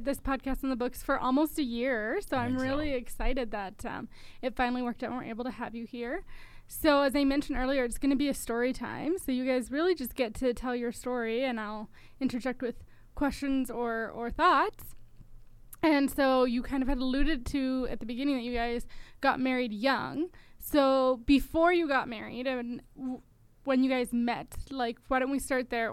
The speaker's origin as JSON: {"language": "English", "town": "Edmonton", "region": "Alberta", "country": "Canada", "moved": "yes", "lives_now": "Saskatchewan, Canada", "said": "I'm from Edmonton"}